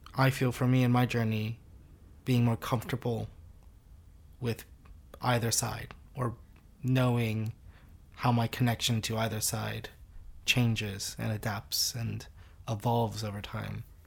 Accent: United States; also born or lived in Singapore; now in United Kingdom; I grew up in the U S.

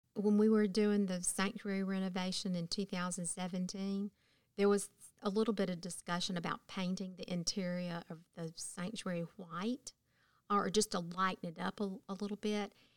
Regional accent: Thomaston, Georgia, United States; moved away as an adult; also born or lived in Athens, Georgia; while I was growing up in Thomaston, Georgia

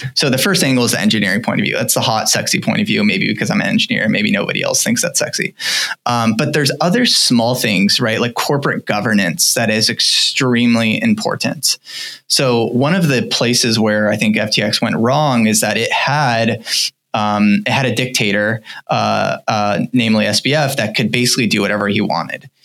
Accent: United States; I think we're all American, we all kind of come from the U.S.

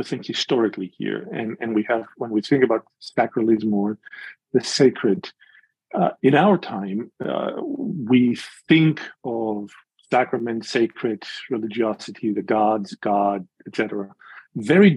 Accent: Greece; moved away as an adult; now in Chicago, United States; I was born and raised in Greece, in the evangelical community in Greece, and have been in Chicago now for 37 winters

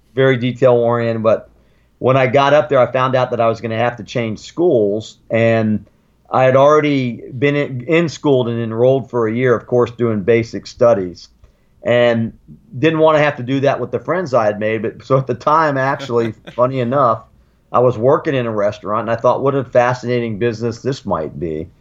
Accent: Sarasota, Florida, United States; also born or lived in Germany; I grew up in Florida.

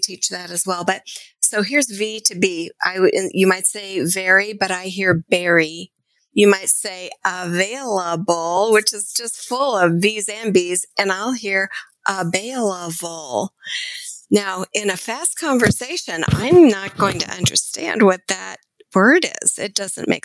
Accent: United States; accent: American English; as an American English speaker

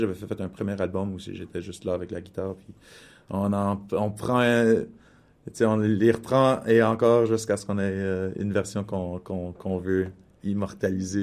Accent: Winnipeg, Manitoba, Canada; moved away; also born or lived in Toronto; je suis issu de la, communauté franco-manitobaine de Winnipeg et mes parents sont, sont arrivés à Winnipeg de petits villages

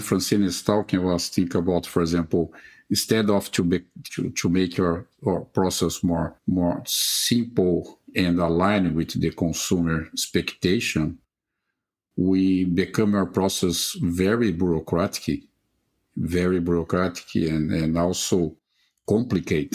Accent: Brazil; I was born in Brazil and I graduated in veterinary medicine

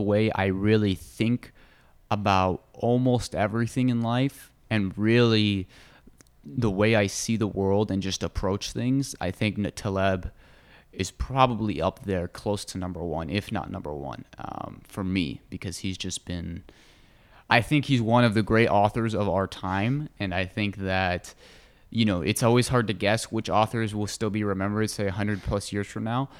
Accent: United States; I grew up in America and have a very Western view of the world

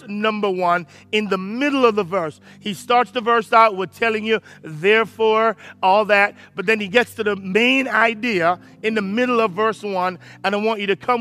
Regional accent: Jamaica; I'm Jamaican

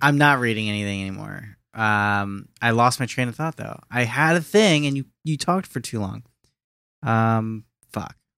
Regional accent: Philippines; me for being Filipino

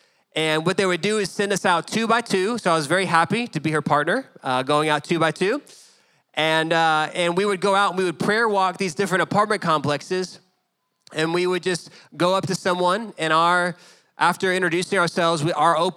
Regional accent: Dallas, Texas, United States; growing up in Dallas

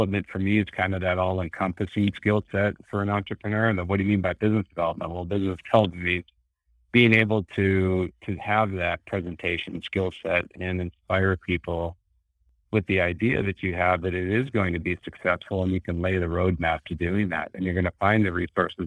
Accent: North Dakota, United States; moved away; I grew up in North Dakota, blue collar family, came out here by myself and kind of made it on my own

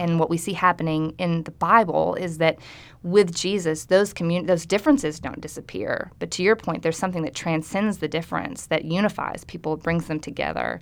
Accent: Arkansas, United States; I'm from Arkansas

